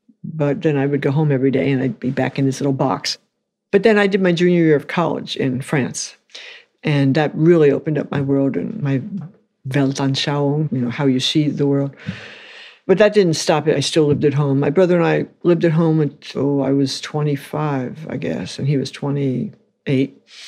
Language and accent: English; New York City, New York, United States; New York City.